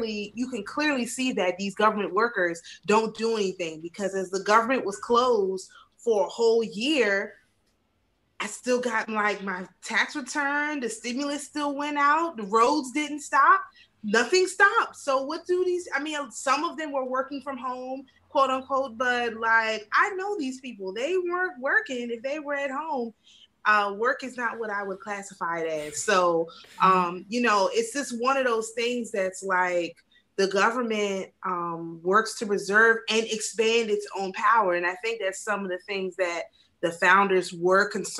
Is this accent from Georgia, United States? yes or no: no; Maryland, United States; I'm from Maryland. So a lot of people I know are literally like government workers